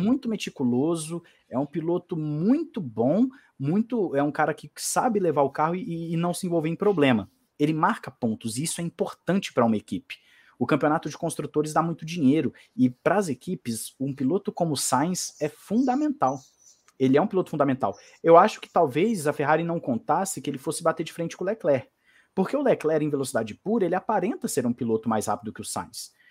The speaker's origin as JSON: {"language": "Portuguese", "country": "Brazil", "said": "Eu, como brasileiro"}